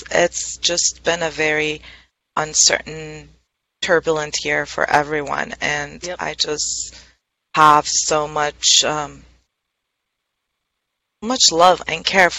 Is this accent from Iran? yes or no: yes; Iran; now in Southern California, United States; I'm originally from Iran